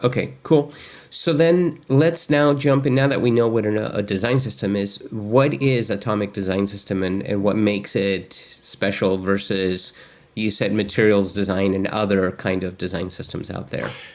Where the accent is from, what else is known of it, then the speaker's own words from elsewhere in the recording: Argentina; I'm actually from Argentina